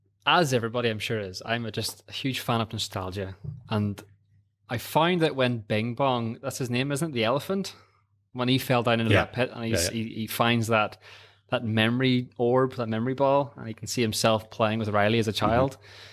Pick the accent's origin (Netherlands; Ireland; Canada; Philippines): Ireland; That one, and as an Irishman, I was an altar boy.